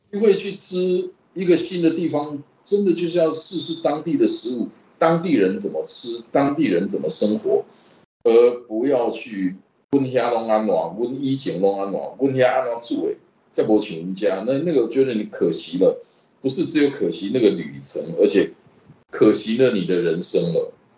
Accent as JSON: {"language": "Chinese", "country": "Taiwan", "said": "我们台湾话"}